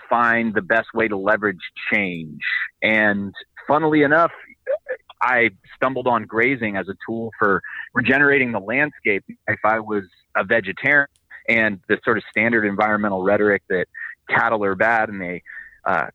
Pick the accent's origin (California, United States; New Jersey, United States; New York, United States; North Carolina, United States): California, United States; Bay Area; I'm from the Bay Area as well